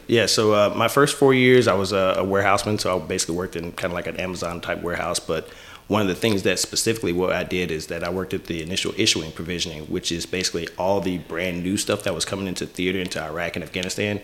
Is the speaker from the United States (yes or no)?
yes; Lufkin, Texas, United States; moved away as an adult; also born or lived in Winchester, Virginia; I'm originally from Lufkin, Texas